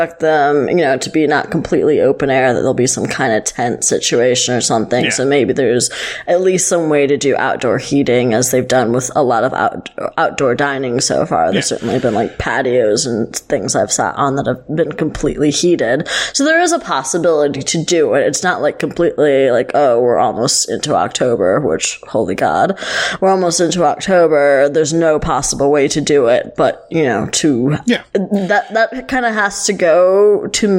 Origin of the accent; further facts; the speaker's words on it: Buffalo, New York, United States; I grew up in Buffalo, the Buffalo area